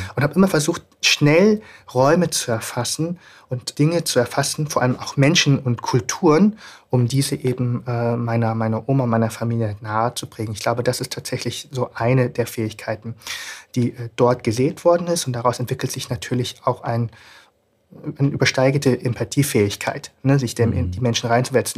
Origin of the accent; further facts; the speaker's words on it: Germany; Ich bin in Deutschland aufgewachsen